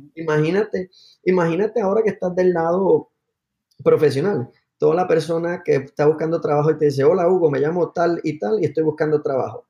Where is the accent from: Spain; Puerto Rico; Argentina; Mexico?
Puerto Rico; Aguadilla; moved away as an adult; also born or lived in Palo Alto, California; soy de Puerto Rico, de un pueblo que se llama Aguadilla, en, el oeste de la isla. y llegué a Estados Unidos luego de high school